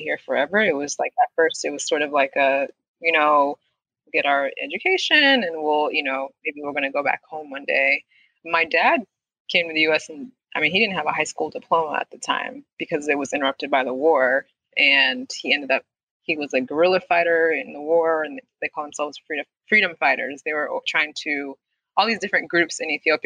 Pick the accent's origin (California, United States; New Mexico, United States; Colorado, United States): Colorado, United States; Denver; moved away as an adult; also born or lived in St. Louis, Missouri; now in Washington, D.C., United States; I grew up in Denver, Colorado for the majority of my life.